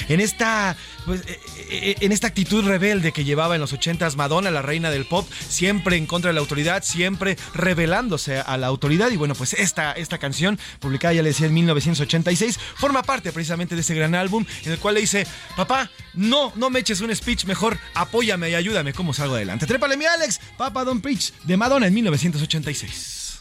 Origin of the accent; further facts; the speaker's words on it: Mexico; qué garantías tenemos como mexicanos